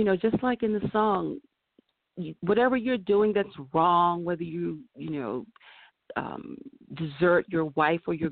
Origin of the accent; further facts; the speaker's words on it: the South, United States; also born or lived in Carolina, Virginia line; now in Los Angeles, United States; I am from the South